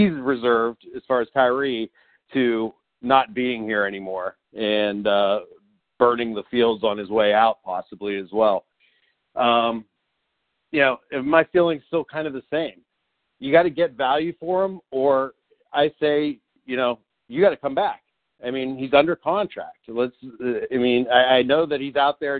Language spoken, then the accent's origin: English; Youngstown, Ohio, United States; now in Columbus, United States; from Youngstown to C-Bus